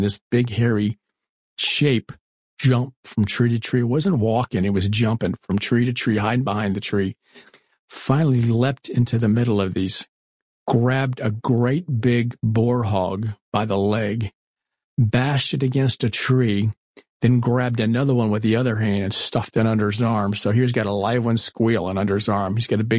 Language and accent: English; Florida, United States; I was growing up in Florida. We had the Everglades just outside of us. My dad used to take us airboating and whatnot.